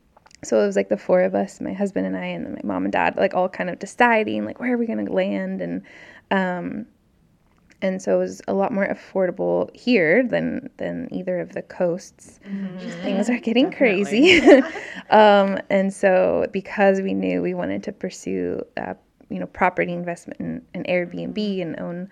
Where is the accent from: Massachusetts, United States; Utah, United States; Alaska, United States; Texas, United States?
Alaska, United States; also born or lived in Maryland / Indiana / California / Oregon; And I grew up in Alaska, and then lived in Maryland and Indiana and California and then Oregon.